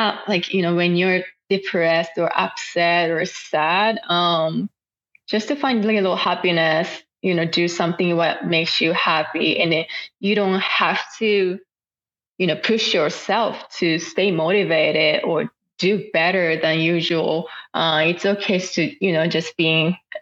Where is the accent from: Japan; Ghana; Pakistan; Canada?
Japan; first language Japanese; English is a second language; moved away as an adult; now in Oklahoma City, United States; my first language is Japanese